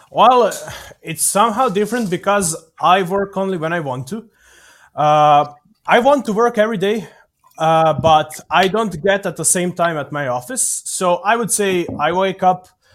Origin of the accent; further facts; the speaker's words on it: Serbia; Here in Novi Sad, because I'm from Serbia